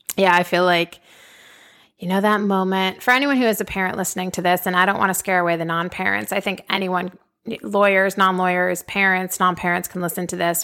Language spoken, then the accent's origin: English; Boston, Massachusetts, United States; moved away as an adult; also born or lived in upstate New York / Washington, D.C.; now in Austin, United States; Originally, I'm from Boston. Grew up in Boston.